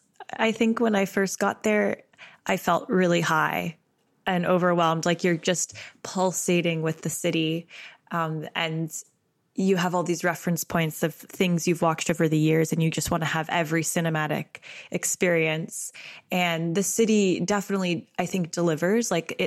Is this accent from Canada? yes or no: yes; Canada; As a Canadian, is New York sort of like a star in our eye?